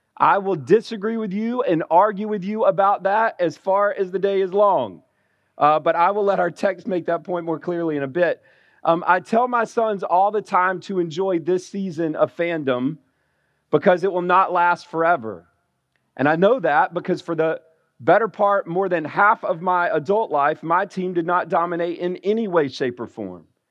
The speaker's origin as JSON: {"language": "English", "region": "Alabama", "country": "United States", "tie": "born or raised there", "moved": "yes", "said": "being born and raised in Alabama"}